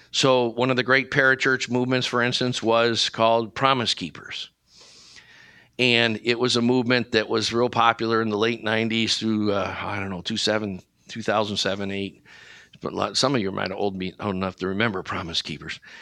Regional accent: Brecksville, Ohio, United States; I grew up in Cleveland, Ohio, in a little town called Brecksville

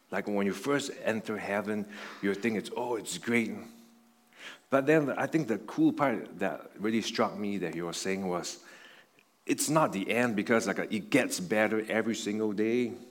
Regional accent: Buffalo, New York, United States; It's like some of you guys know, like I came from Buffalo. And in Buffalo, there's Niagara Falls there.

